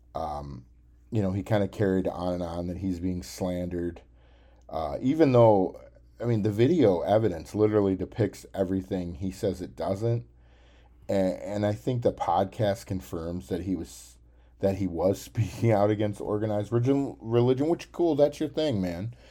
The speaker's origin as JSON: {"language": "English", "town": "Cookeville", "region": "Tennessee", "country": "United States", "tie": "born or raised there", "said": "I actually went to Tennessee Tech University. That's kind of my hometown"}